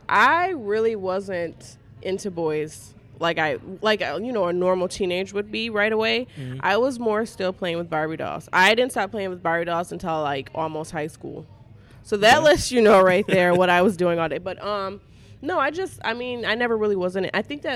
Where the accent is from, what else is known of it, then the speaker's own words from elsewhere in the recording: Jackson, Michigan, United States; The part that I lived in was actually, it was Michigan Center area. So, I grew up all white neighborhood.